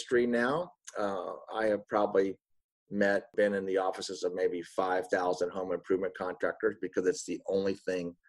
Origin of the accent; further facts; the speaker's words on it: Miami, Florida, United States; moved away as an adult; also born or lived in Tennessee; now in Atlanta, United States; I'm from Miami, Florida